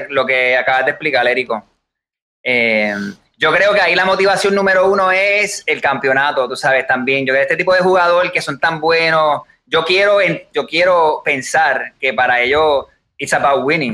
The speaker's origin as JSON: {"language": "Spanish", "country": "Puerto Rico", "tie": "born or raised there", "said": "somos boricuas, criados aquí"}